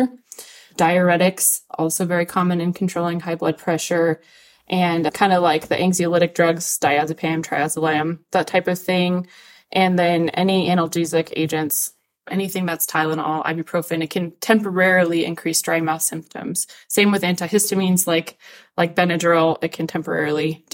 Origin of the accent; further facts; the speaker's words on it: Albuquerque, New Mexico, United States; I'm a native to Albuquerque.